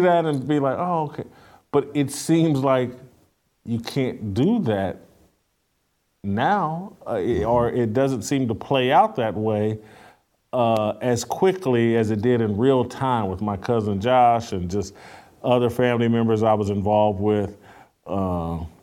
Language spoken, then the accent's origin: English; Indianapolis, Indiana, United States; my hometown